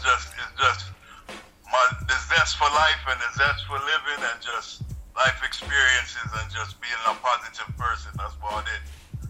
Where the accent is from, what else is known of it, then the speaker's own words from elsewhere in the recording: Washington, District of Columbia, United States; I was born in Washington D.C., but my entire family before me was Jamaican. So, mother and father is Jamaican from Kingston, Southside.